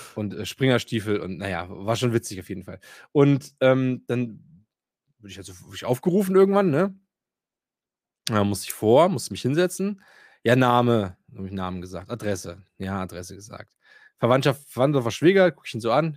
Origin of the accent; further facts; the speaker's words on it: Themar, Thuringia, Germany; ich komme ja aus Thema